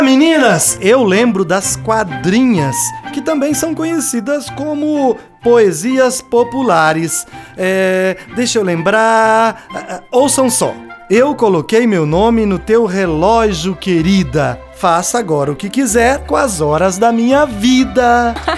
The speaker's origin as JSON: {"language": "Portuguese", "region": "Minas Gerais", "country": "Brazil", "tie": "born or raised there", "said": "Fica no mesmo estado da minha terra natal."}